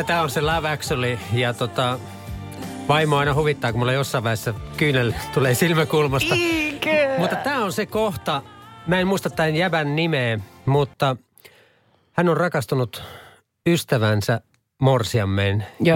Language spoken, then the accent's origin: Finnish; Halsua, Central Ostrobothnia, Finland; moved away as an adult; also born or lived in United States; Mä oon Halsulta kotosi